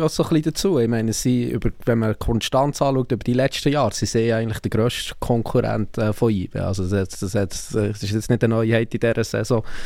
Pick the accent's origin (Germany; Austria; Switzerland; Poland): Switzerland; Bern; als jemand, der aus Bern kommt